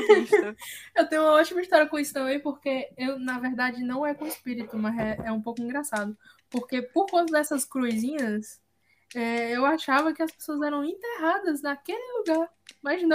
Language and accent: Portuguese; Quixeramobim, Ceará, Brazil; eu em Xeromobim, muito pequenininha